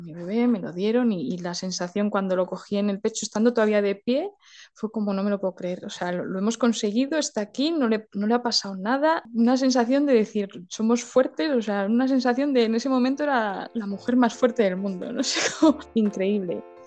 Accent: a village in León, Castile and León, Spain; soy de un pueblo de León que se llama Tabullo del Monte, muy chiquitito

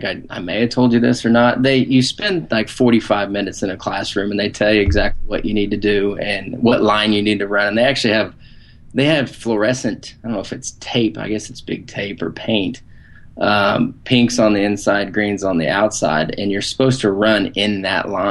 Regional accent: Southern Illinois, United States; I grew up in Southern Illinois, right on the Indiana border

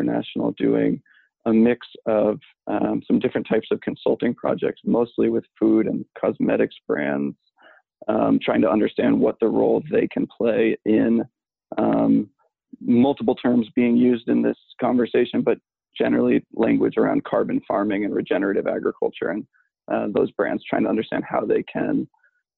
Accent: New England, United States; also born or lived in New York City; I'm culturally a New Yorker who grew up in New England. was born in the city, only lived there for a little bit, but raised by proud New Yorkers

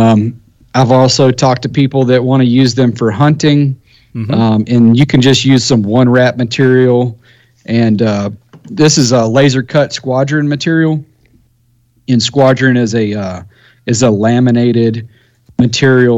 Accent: United States; I'm an American

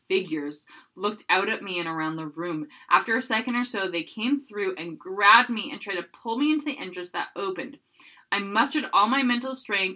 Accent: Burnaby, British Columbia, Canada; in my hometown, Burnaby, BC. It looks like it is actually near Loheed, where I used to live

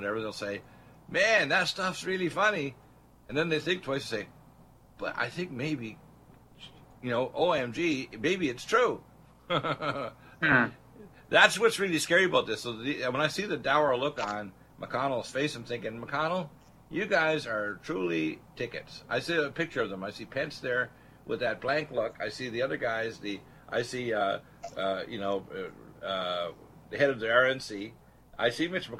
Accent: Canada; moved away as an adult; now in United States; I'm an American, but I lived the first half of my life in Canada

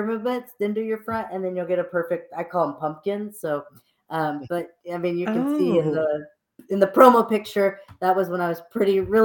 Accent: Texas, United States; I'm from Texas

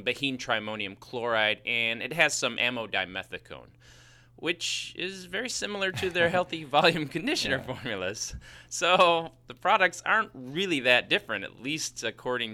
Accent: Chicago, Illinois, United States; accent: Chicago; that's my Chicago accent

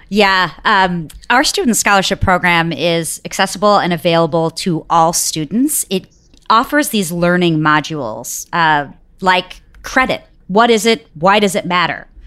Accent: Detroit, Michigan, United States; also born or lived in Bangalore, India; I grew up in Detroit, and so it was in-state for me

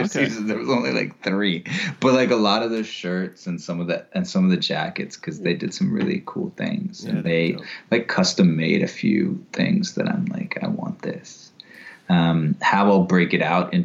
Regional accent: Florida, United States; I'm from Florida

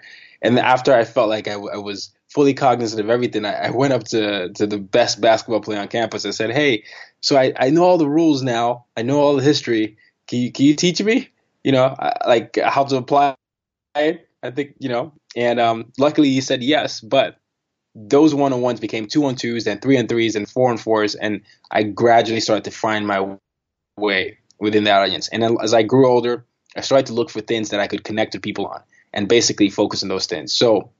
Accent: Nigeria; also born or lived in Sweden / Burkina Faso / Vietnam; Nigeria, I was born in Nigeria. I did middle school and high school there. I did elementary and high school there. I did my middle school in Burkina Faso.

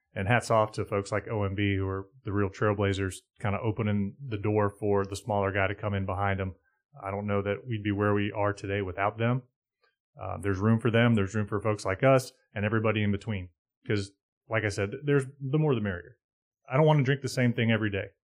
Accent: Charlotte, North Carolina, United States; when I was growing up in Charlotte

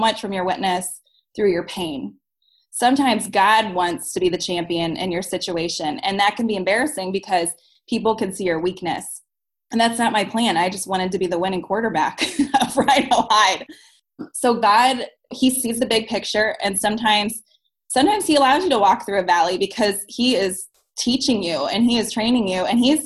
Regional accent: St. Louis, Missouri, United States; I'm from St. Louis

